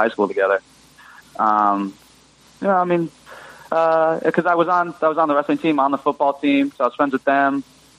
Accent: Greenwich, Connecticut, United States; I'm from Greenwich, Connecticut

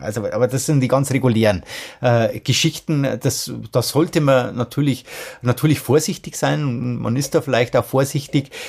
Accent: Germany; bei uns in Deutschland

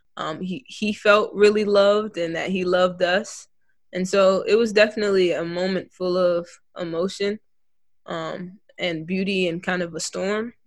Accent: Evanston, Illinois, United States; now in Washington, D.C., United States; I graduated from Evanston just last May. I'm at American now.

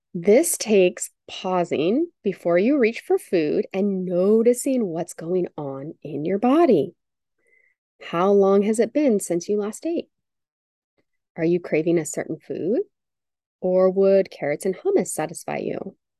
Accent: United States; growing up in the United States

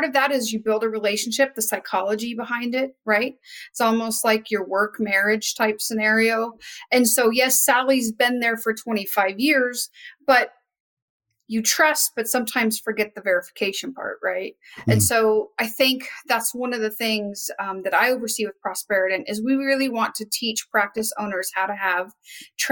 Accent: Wyoming, United States; I'm originally from Wyoming

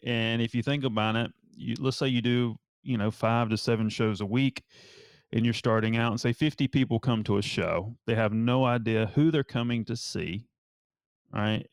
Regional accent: Asheville, North Carolina, United States; now in Charleston, United States; I'm from North Carolina

